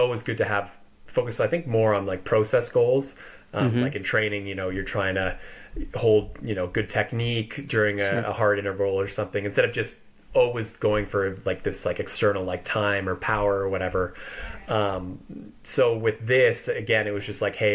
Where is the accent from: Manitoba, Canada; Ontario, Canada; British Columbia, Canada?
British Columbia, Canada; Vancouver Island; moved away as an adult; also born or lived in Victoria, Canada; now in Boulder, United States; originally from Vancouver Island in Canada, on the west coast there